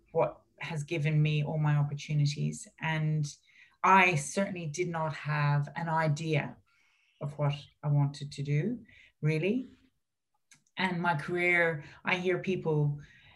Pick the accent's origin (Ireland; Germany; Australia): Ireland; growing up in Ireland